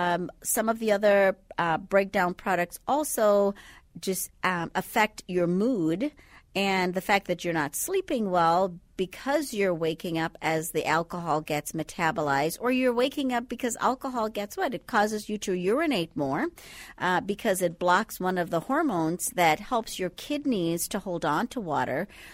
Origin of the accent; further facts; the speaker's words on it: Andros, Bahamas; Well, I'm from the Bahamas. You can't quite tell by the accent right now, but originally from the Bahamas. So Andros is actually the largest island in the Bahamas, and I happen to be from that island.